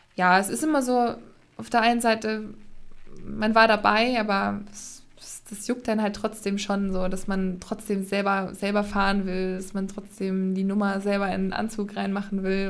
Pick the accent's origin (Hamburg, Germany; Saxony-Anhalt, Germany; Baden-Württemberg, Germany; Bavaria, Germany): Saxony-Anhalt, Germany; Magdeburg; now in Erfurt, Germany; komme aus Erfurt, gebürtig aber Magdeburg